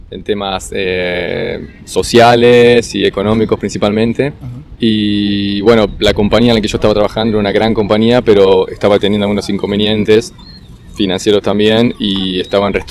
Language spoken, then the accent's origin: Spanish; Buenos Aires, Argentina; moved away as an adult; now in Australia; Soy de Buenos Aires, de Argentina.